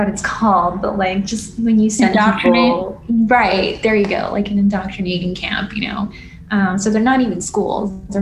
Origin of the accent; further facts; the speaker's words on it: Los Angeles, California, United States; I grew up in the Venice area for the most part, and I went to school there too